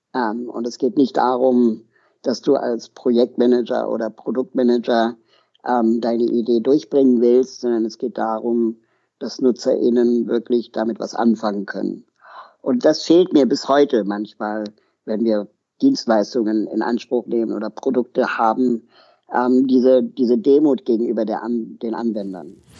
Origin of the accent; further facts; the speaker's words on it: Berlin, Germany; also born or lived in Lima, Peru; ich komme aus Berlin